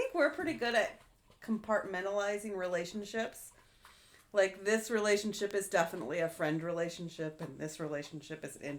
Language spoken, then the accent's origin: English; Michigan, United States; I am from Michigan.